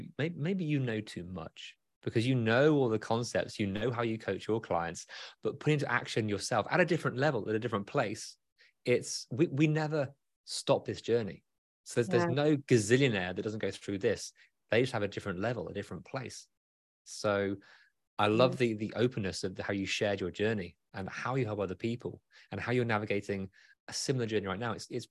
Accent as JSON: {"language": "English", "country": "United Kingdom", "said": "As a Brit"}